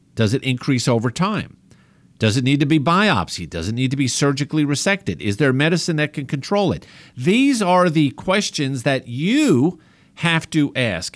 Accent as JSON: {"language": "English", "region": "New York", "country": "United States", "accent": "New York", "said": "as my family makes fun of me with my New York accent"}